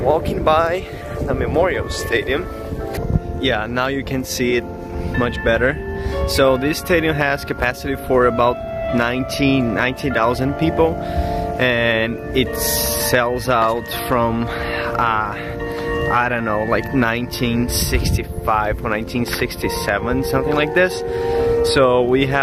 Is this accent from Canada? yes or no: no; Porto Alegre, Rio Grande do Sul, Brazil; moved away as an adult; now in Lincoln, United States; I'm from Brazil, from Porto Alegre